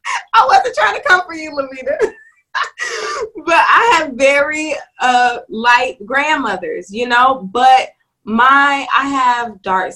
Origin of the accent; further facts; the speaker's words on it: Boston, Massachusetts, United States; I grew up in Boston, Massachusetts. So when I came down here and started saying y'all and finna and stuff like